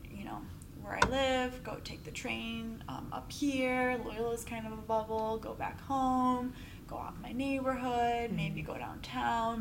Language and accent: English; Darien, Illinois, United States; grew up in Darien, Illinois.